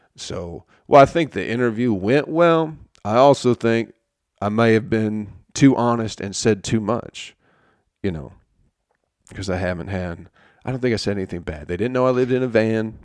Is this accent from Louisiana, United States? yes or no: no; Michigan, United States; moved away as an adult; also born or lived in Utica, New York; now in Atlanta, United States; I was from Michigan